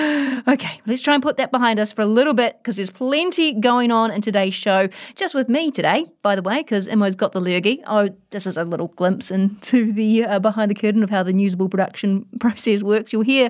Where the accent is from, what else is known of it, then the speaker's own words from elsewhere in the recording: New Zealand; being a Kiwi sports fan is a bit punishing at the moment.